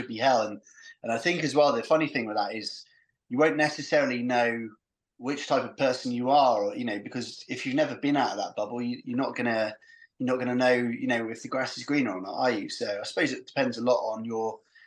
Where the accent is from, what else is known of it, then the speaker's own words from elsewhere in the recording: St Ives, South West England, United Kingdom; moved away as an adult; now in Truro, United Kingdom; Whereas I grew up in St. Ives, and my dad's place where I grew up is literally two minutes bimble to the top of Porthmere Hill